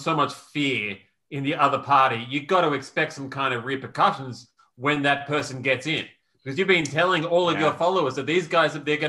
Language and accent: English; Australia; So donations don't make any sense to me as an Australian.